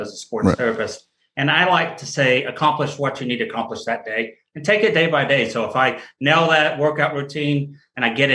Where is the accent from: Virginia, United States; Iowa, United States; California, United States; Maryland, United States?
California, United States; Newport Beach; now in Austin, United States; I actually grew up in Newport Beach, California